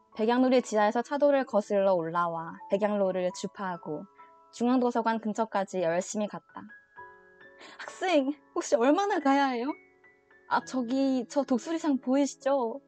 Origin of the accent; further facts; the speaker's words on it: Changwon, South Gyeongsang, South Korea; moved away as an adult; now in Seoul, South Korea; 제가 아 고등학교 때까지 계속 창원에 있다가